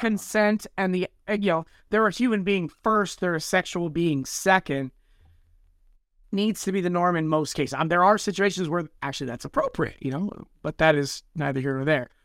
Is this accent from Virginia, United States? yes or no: no; Southern California, United States; I grew up in Southern California